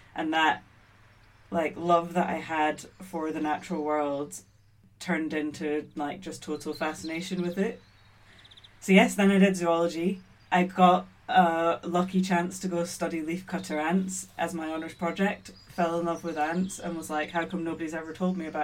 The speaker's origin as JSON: {"language": "English", "region": "Scotland", "country": "United Kingdom", "tie": "born or raised there", "said": "I was born and brought up in Scotland. I'm half Maltese, half Scottish"}